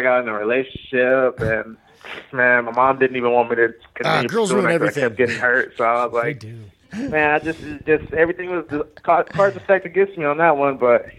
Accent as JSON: {"language": "English", "town": "Fontana", "region": "California", "country": "United States", "tie": "born or raised there", "lives_now": "San Bernardino, United States", "said": "Well, I live in San Bernardino. I grew up in Fontana."}